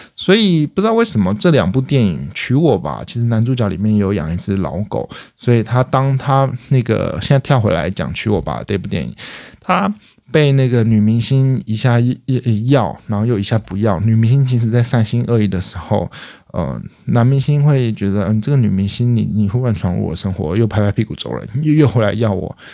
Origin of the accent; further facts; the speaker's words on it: Hualien County, Taiwan; 我是花莲人